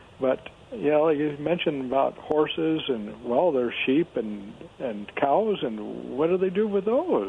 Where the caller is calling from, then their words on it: Kennewick, Washington, United States; It's … from Kennewick.